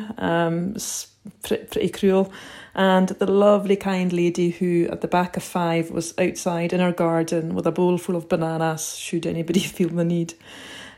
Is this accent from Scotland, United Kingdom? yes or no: yes; Outer Hebrides, Scotland, United Kingdom; from the Outer Hebrides in Scotland